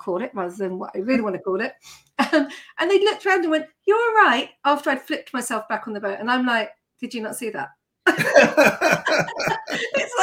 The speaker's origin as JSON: {"language": "English", "area": "Surrey", "region": "South East England", "country": "United Kingdom", "tie": "born or raised there", "also_born_or_lived": "Scotland / Yorkshire / London", "moved": "as an adult", "said": "I grew up in Surrey."}